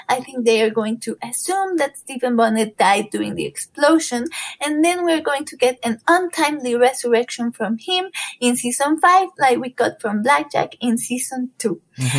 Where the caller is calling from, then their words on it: Puebla, Mexico; I am calling from Puebla in Mexico.